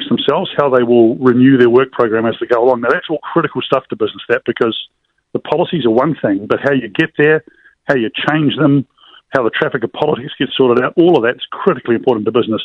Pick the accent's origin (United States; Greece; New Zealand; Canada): New Zealand; as a New Zealander